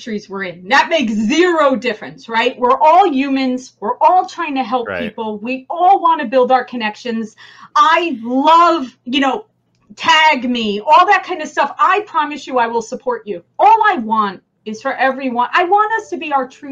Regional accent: New Jersey, United States; accent: New Jersey; my New Jersey accent

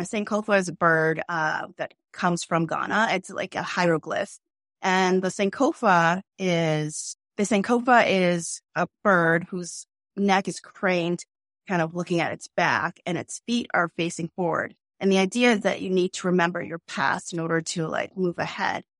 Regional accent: Boston, Massachusetts, United States; we're from Boston. We really live here.

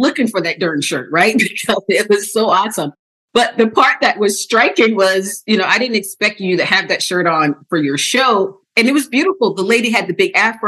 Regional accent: South Carolina, United States; moved away as an adult; I grew up in South Carolina, Southern Baptist

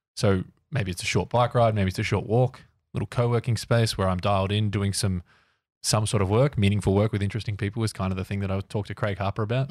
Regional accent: Ocean Grove, Victoria, Australia; moved away as an adult; now in Melbourne, Australia; I moved from Ocean Grove growing up to Melbourne to go to uni

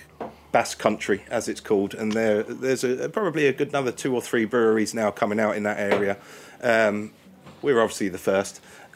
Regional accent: Kent, South East England, United Kingdom; moved away as an adult; also born or lived in New Zealand / Australia / Spain; now in Navarre, Spain; being an English person myself, I'm from Kent originally

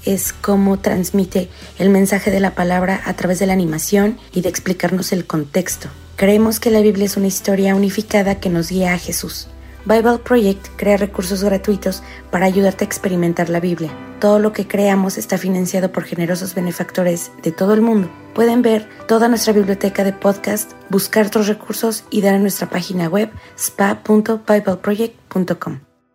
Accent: Mexico; soy de México

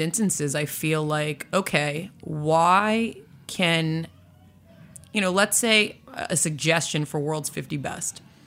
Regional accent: Boston, Massachusetts, United States; I was born and raised in Boston.

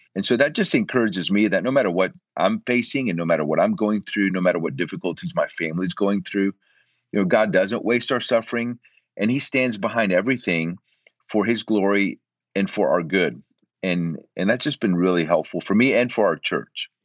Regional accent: Central Florida, United States; moved away as an adult; also born or lived in Puerto Rico; now in Austin, United States; I'm originally from Puerto Rico. And at eight years of age, we moved from Puerto Rico to Central Florida

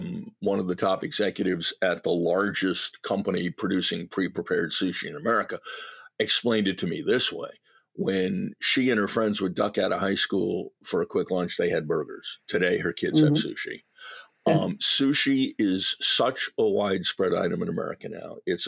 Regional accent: New England, United States; I grew up in New England

